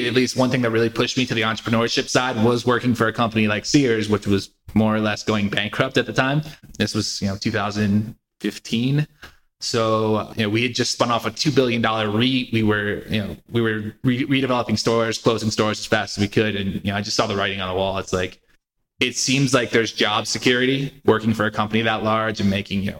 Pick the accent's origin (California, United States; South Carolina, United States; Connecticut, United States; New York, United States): Connecticut, United States; also born or lived in Philadelphia; So originally, I am from Connecticut. I grew up there, went to college in Philadelphia, moved back to Connecticut after college